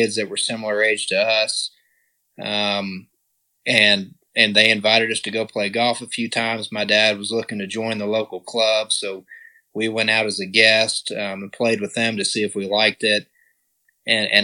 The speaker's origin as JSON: {"language": "English", "region": "Texas", "country": "United States", "tie": "born or raised there", "also_born_or_lived": "Hallsville, Texas", "accent": "Texas drawl", "said": "I grew up in West Texas, Southwest Texas. My dad was in oil and gas, so we bounced around. And so when I was, I guess, in fourth grade, we moved up to East Texas"}